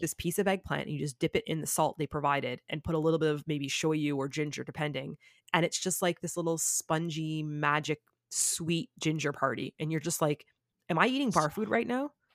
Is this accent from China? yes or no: no; Toronto, Ontario, Canada; moved away as an adult; also born or lived in South Korea; now in Japan; I'm from Canada.